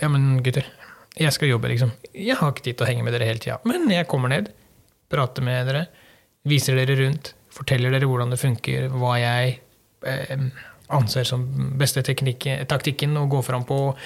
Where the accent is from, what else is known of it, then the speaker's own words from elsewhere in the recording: Sørlandet, Southern Norway, Norway; now in Western Norway, Norway; for min del så har jeg vokst opp eh, nede på Sørlandet, bodde der i mange år. jeg flytta fra Østlandet til Sørlandet før jeg flytta opp til Vestlandet